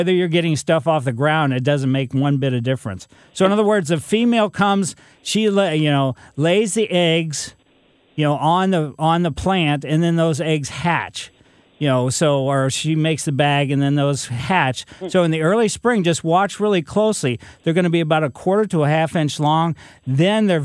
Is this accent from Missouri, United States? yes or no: yes; Ellisville, Missouri, United States; I was a kid growing up in Ellisville